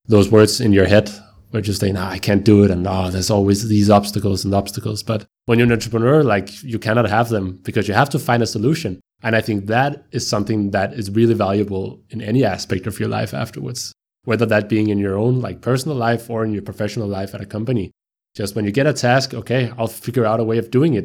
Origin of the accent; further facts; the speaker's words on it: Copenhagen, Capital Region of Denmark, Denmark; I am from Copenhagen. I'm uh, born and raised in a suburb to Copenhagen within the municipality of Copenhagen called Brøndshøj